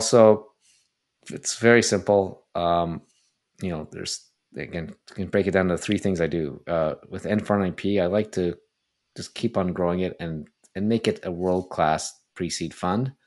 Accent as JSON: {"language": "English", "town": "Toronto", "region": "Ontario", "country": "Canada", "tie": "born or raised there", "also_born_or_lived": "Montreal", "moved": "as an adult", "said": "I grew up in Toronto"}